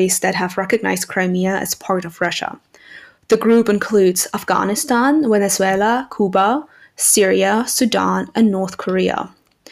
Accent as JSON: {"language": "English", "country": "Germany", "tie": "born or raised there", "also_born_or_lived": "Ukraine", "moved": "as an adult", "lives_now": "Rotterdam, Netherlands", "said": "I was born in Ukraine, but I grew up in Germany since the age of five."}